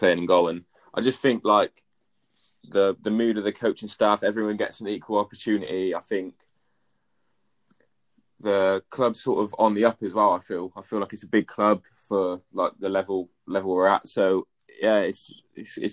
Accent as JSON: {"language": "English", "town": "Swindon", "region": "South West England", "country": "United Kingdom", "said": "I'm from Swindon as well"}